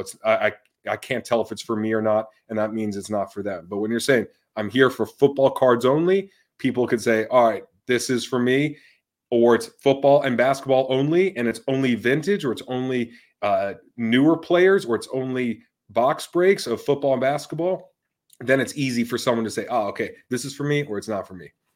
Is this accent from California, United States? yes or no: no; Tampa, Florida, United States; growing up in Tampa